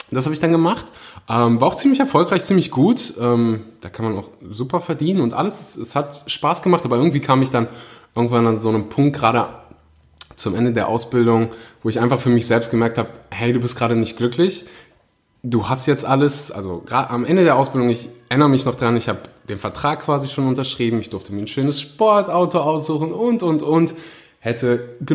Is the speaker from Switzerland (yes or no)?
no; Germany; born there; meine Eltern kommen gebürtig aus Usbekistan, ähm, sind dann irgendwann mal, also erst Russland, dann verschleppt nach Usbekistan, dann nach Deutschland, da bin ich auch geboren.